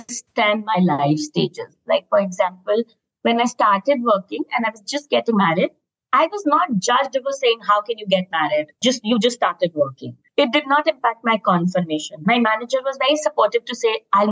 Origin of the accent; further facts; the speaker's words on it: Lucknow, Uttar Pradesh, India; moved away; also born or lived in Bangalore / Mumbai / Goa; I come from Lucknow. I've worked in Bangalore and Bombay. I studied in Goa.